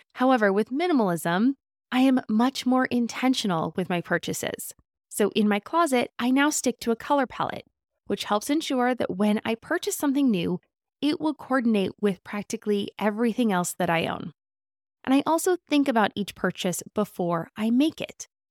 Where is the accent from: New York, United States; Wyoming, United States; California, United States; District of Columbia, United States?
California, United States; Southern; Growing up in Southern California